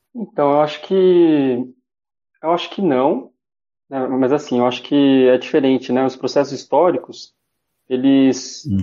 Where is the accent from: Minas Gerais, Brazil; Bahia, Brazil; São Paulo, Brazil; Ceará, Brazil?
São Paulo, Brazil; sou nascido em São Paulo, na periferia, né, da Zona Leste